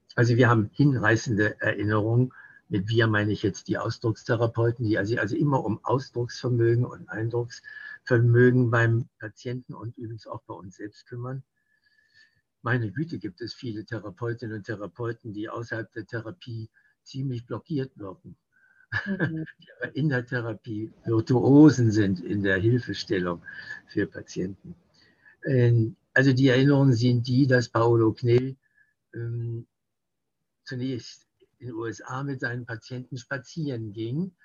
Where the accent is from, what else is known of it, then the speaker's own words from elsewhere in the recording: West Germany, Germany; bei uns in Westdeutschland